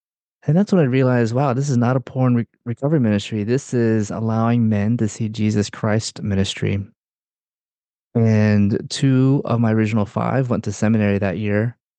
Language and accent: English; Durham, North Carolina, United States; born there; I was born in Durham, North Carolina, and my parents are both Filipino, and okay. Grew up in a Filipino charismatic community